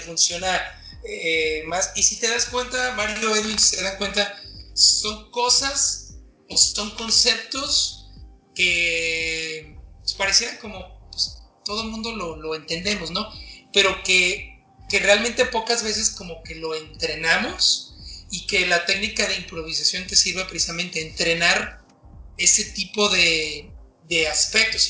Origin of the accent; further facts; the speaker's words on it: Mexico City, Mexico; moved away as an adult; now in Mexicali, Mexico; soy chilango de nacimiento, pero cachanilla por adopción